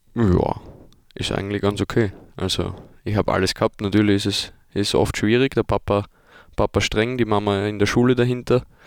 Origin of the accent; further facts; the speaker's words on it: Vienna, Austria; now in Germany; ich komme aus Wien